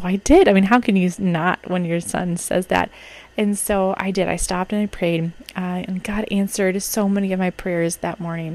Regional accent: Minnesota, United States; as a Minnesotan who experiences the worst of winter

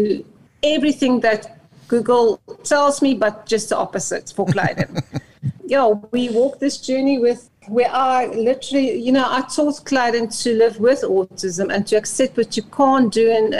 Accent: South Africa; first language Afrikaans; English is a second language; moved away; I'm Afrikaans, so this English is my second language.

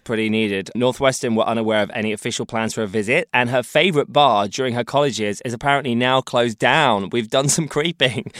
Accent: United Kingdom; as a British person

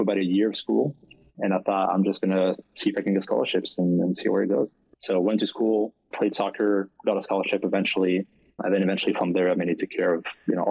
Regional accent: France; accent: French; English is a second language; moved away as an adult; also born or lived in Caribbean islands; now in Florida, United States; I grew up in France. That's where the accent is from.

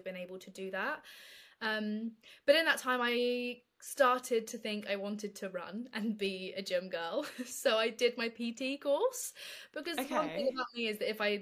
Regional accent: London, United Kingdom; I grew up in London

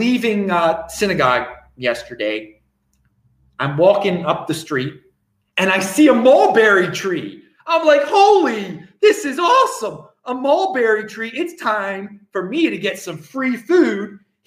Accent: Baltimore, Maryland, United States; moved away as an adult; I grew up in Baltimore

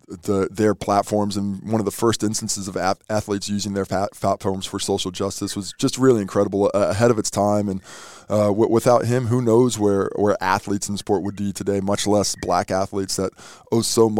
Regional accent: New Zealand; Hold up, man. I'm a Kiwi, mate. Don't talk to me. I've got my passport, homie. Let me into your basket of foreigner. I've chosen to be here. I am Kiwi through and through, mate.

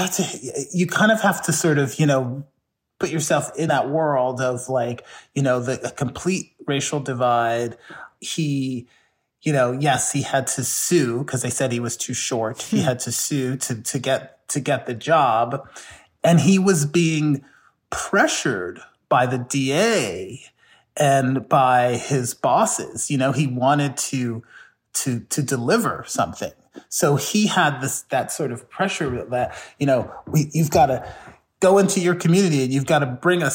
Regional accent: the South, United States; Growing up in the South, my mother was very much like this.

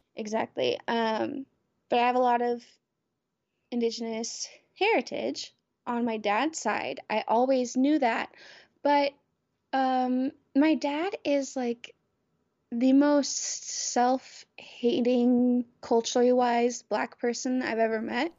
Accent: the South, United States; moved away as an adult; my experiences growing up in the South

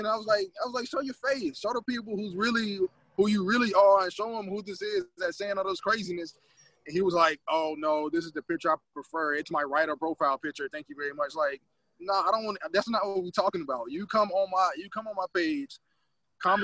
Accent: the South, United States; moved away as an adult; now in Canada; we are from the South and this is what we live

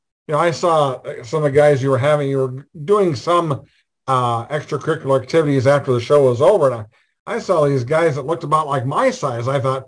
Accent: Wisconsin, United States; I'm from Wisconsin.

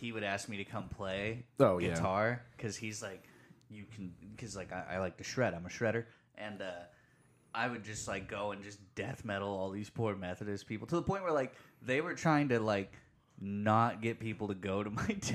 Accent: the South, United States; Growing up in the South

